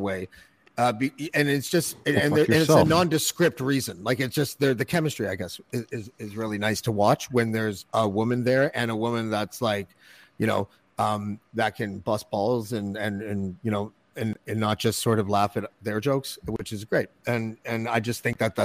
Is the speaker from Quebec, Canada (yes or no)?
no; Toronto, Ontario, Canada; moved away as an adult; you live in Toronto, like your whole life, basically, because until I was 20, I lived in the suburbs and then downtown for 25 years.